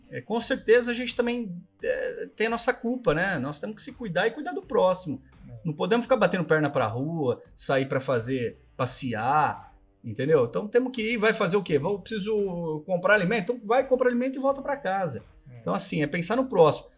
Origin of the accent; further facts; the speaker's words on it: Ribeirão Preto, São Paulo, Brazil; nós viemos da, da, do café, né? Vamos falar, Ribeirão Sim. Preto foi a terra do café